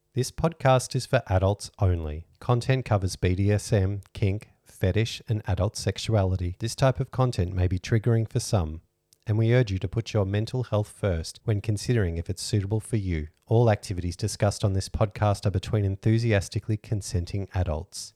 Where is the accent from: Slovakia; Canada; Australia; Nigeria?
Australia; We're Australian